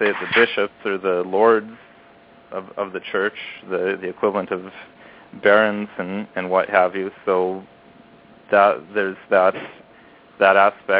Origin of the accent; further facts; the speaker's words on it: Canada; I'm not American. I am Canadian. I live in Canada.